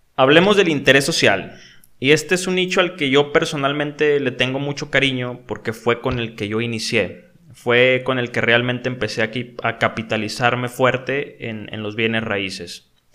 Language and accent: Spanish; Mexico; en mi país